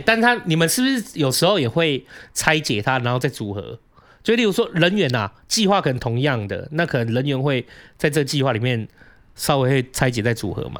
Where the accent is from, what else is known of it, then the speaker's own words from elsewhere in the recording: southern Taiwan, Taiwan; moved away; 我确实以前也有在南部长大